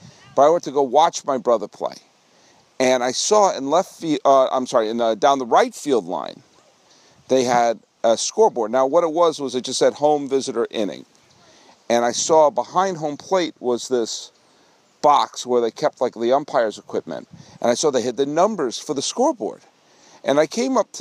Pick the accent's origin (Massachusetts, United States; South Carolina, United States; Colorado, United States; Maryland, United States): Massachusetts, United States; Weston; also born or lived in New York; now in California, United States; let me show you where I grew up